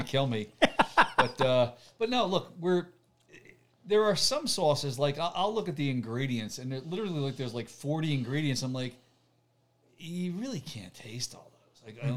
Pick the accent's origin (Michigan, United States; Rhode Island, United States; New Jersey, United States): New Jersey, United States; We're both from Jersey